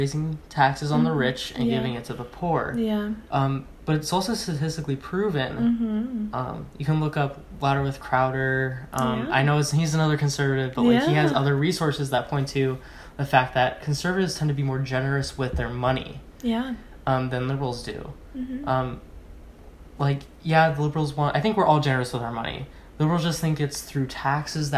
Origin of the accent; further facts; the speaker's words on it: Los Angeles, California, United States; I am in my hometown in Sunland